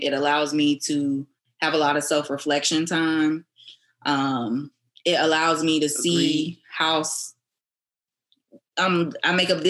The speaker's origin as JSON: {"language": "English", "region": "Florida", "country": "United States", "said": "I'm from Florida, so Florida."}